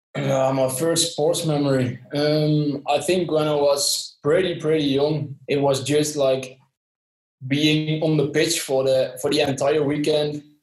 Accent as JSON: {"language": "English", "region": "southern Netherlands", "country": "Netherlands", "said": "from the Netherlands, uh, especially from uh, the south of the Netherlands"}